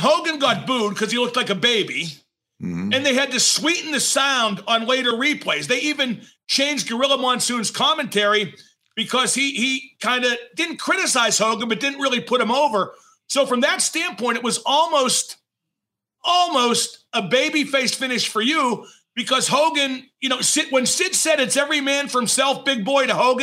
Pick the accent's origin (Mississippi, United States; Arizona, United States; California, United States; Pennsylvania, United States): Pennsylvania, United States; Pittsburgh; I'm from Pittsburgh